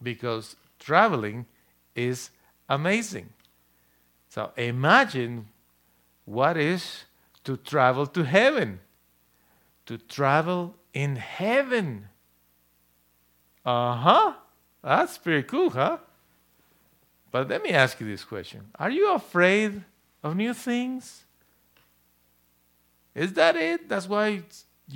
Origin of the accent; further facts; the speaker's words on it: Guatemala; now in Odessa, United States; I was born in Guatemala